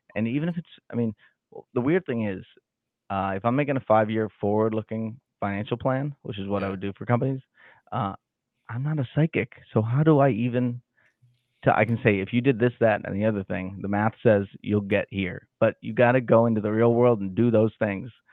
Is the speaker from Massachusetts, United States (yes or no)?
yes; Salem, Massachusetts, United States; now in Kansas City, United States; I grew up in Salem, Massachusetts